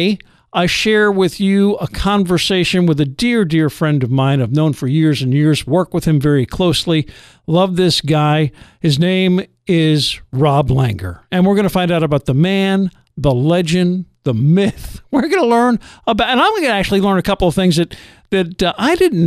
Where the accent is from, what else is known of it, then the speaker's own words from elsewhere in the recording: New Jersey, United States; moved away as an adult; also born or lived in Pittsburgh, Pennsylvania / Long Island, New York; moved when I was like 3 to Jersey and spent the most part of my through high school in Jersey